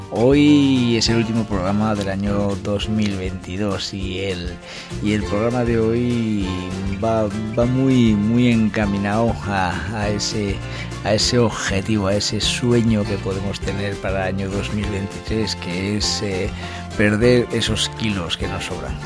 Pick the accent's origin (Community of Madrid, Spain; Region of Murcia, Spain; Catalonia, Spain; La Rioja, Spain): La Rioja, Spain; Calahorra; mi pueblo, esa San Silvestre de Calahorra